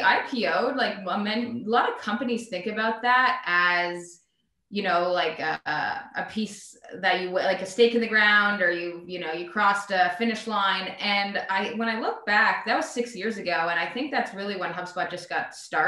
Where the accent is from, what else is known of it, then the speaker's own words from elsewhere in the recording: Canada; moved away as an adult; now in United States; So I'm from Canada. I'm Canadian. I came to the US to go to school and to play soccer a long time ago